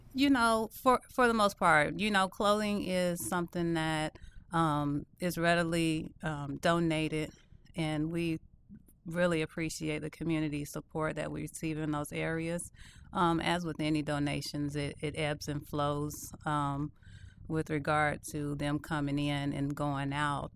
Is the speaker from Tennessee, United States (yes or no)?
no; Louisville, Kentucky, United States; moved away; I am originally from Louisville, Kentucky, born and raised